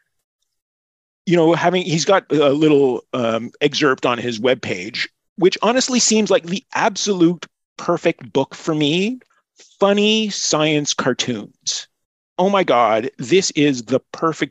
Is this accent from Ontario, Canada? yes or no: no; Montreal, Quebec, Canada; I'm from Montreal